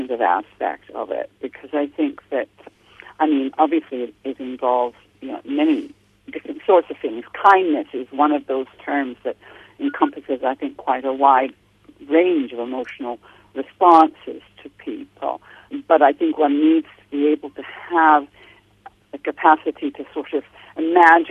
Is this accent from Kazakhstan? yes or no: no; Canada; accent: Canadian; moved away as an adult; now in London, United Kingdom; I'm originally from Canada, hence my accent, although I've lived in the UK all my adult life